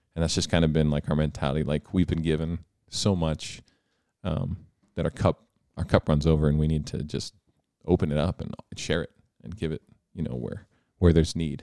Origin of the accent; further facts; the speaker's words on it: Selinsgrove, Pennsylvania, United States; I grew up in Sealham's Grove, which is right, right down the road, rival of Danville in many ways